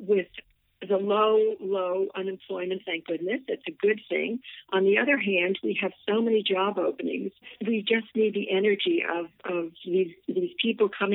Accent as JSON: {"language": "English", "region": "New York", "country": "United States", "tie": "born or raised there", "moved": "yes", "lives_now": "Mercer Island, United States", "said": "growing up, you know, as a New Yorker"}